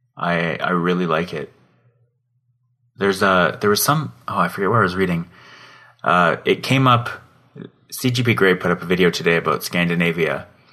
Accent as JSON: {"language": "English", "town": "Calgary", "region": "Alberta", "country": "Canada", "tie": "born or raised there", "said": "so far east of Calgary where I grew up."}